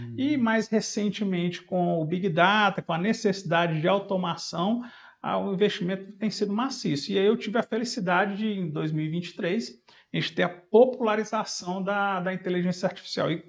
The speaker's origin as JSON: {"language": "Portuguese", "town": "Fortaleza", "region": "Ceará", "country": "Brazil", "moved": "yes", "lives_now": "Belo Horizonte, Brazil", "said": "em 2003 eu vim embora de Fortaleza aqui para Belo Horizonte e estou com 20 anos, fazendo esse mês agora, 20 anos que eu estou aqui."}